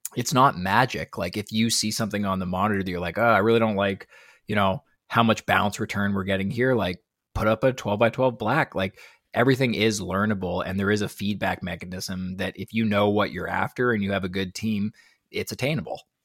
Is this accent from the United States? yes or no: no; Canada; I'm from Canada